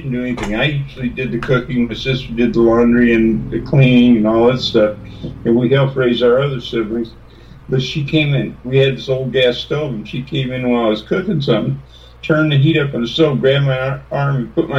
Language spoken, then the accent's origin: English; Texas, United States; moved away; also born or lived in Odessa, Texas / Freeport, Texas / South Bend, Indiana; I was born in Texas and grew up between Texas and Indiana and some other places